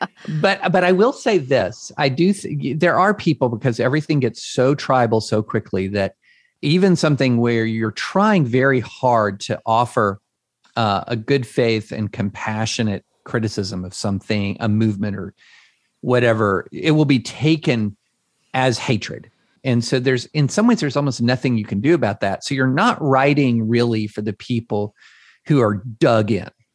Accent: Georgetown, Kentucky, United States; moved away as an adult; also born or lived in Opelika, Alabama / Nashville, Tennessee; I grew up in Georgetown, Kentucky.

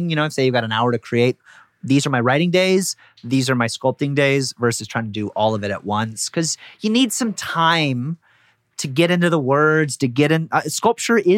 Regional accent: Chicago, Illinois, United States; but, you know, like I'm, I'm from Chicago

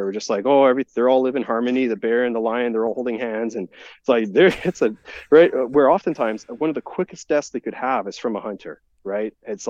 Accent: Alberta, Canada; You're allowed to hunt there just from being a Canadian and an Albertan.

